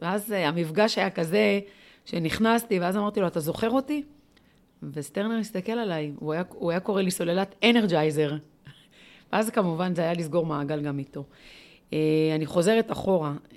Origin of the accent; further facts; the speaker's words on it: Kiryat Gat, Southern District, Israel; moved away as an adult; also born or lived in Ashkelon / Rishon LeZion; now in Beersheba, Israel; אני נולדתי באשקלון, בברזילי. גדלתי בקריית גת